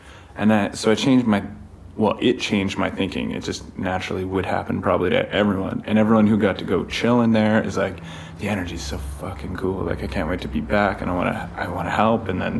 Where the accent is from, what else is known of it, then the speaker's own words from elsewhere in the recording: Golden, British Columbia, Canada; now in La Paz, Mexico; I like to tell people I'm from Golden